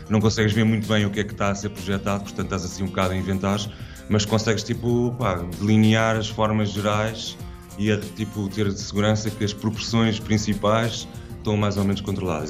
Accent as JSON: {"language": "Portuguese", "town": "Carcavelos", "region": "Lisbon", "country": "Portugal"}